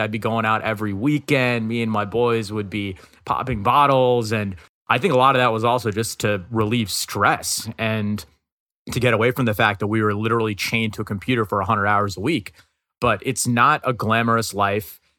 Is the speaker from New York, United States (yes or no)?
yes; New York City, New York, United States; I'm from Queens. I'm from New York.